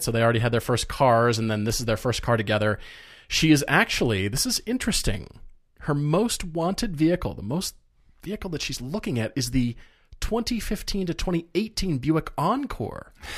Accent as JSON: {"language": "English", "town": "Fort Collins", "region": "Colorado", "country": "United States", "tie": "born or raised there", "said": "moving to Fort Collins, Colorado. My my hometown where I grew up."}